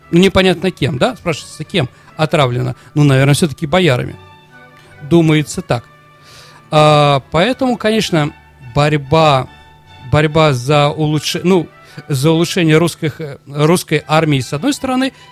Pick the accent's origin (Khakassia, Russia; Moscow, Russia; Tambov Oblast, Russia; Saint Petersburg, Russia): Saint Petersburg, Russia; Как я, нормальный ленинградец, не могу нормально смотреть на немцев, когда мы вспоминаем блокаду.